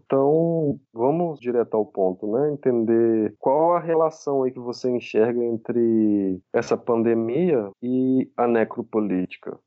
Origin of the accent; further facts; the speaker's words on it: Juiz de Fora, Minas Gerais, Brazil; Eu, eu e Pedro somos de Minas, inclusive sou de juiz de fora também